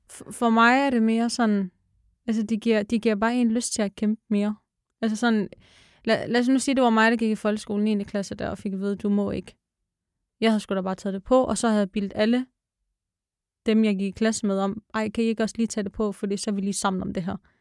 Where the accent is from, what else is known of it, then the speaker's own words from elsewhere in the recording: Denmark; jeg er dansker